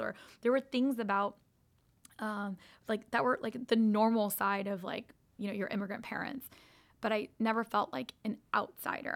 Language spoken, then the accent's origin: English; United States; growing up in America